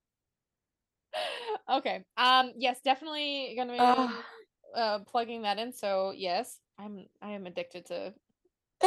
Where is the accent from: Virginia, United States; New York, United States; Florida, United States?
Virginia, United States; I grew up in Virginia